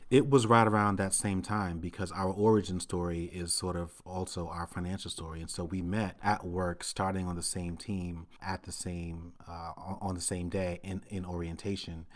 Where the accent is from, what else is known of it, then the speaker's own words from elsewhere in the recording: New York City, New York, United States; I grew up in Brooklyn, Brooklyn, New York City in the nineteen eighties